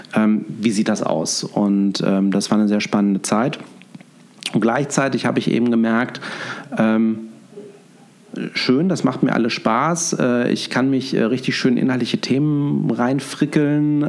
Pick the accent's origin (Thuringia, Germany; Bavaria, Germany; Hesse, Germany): Hesse, Germany; Fulda; moved away as an adult; also born or lived in Münster / Cologne; now in Düsseldorf, Germany; Ich bin äh, Osthesse, ich bin in Fulda geboren und ähm, ja, bin dann über das äh, Studium ins Rheinland gekommen.